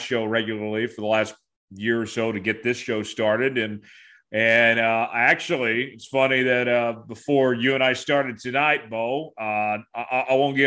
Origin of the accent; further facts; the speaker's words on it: Tulsa, Oklahoma, United States; moved away as an adult; also born or lived in Lawrence, Kansas; Tulsa's my home. You know, that's where I'm from, but I grew up in Lawrence, if that makes sense.